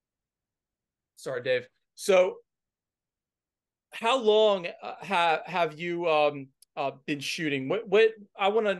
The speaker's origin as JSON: {"language": "English", "town": "Ocean City", "region": "Maryland", "country": "United States", "tie": "born or raised there", "said": "I'm from the Maryland area, Ocean City. That was kind of my home beach growing up."}